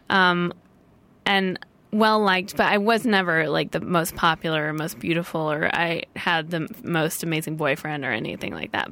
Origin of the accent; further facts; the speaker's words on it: St. Louis, Missouri, United States; now in Los Angeles, United States; I grew up in St. Louis.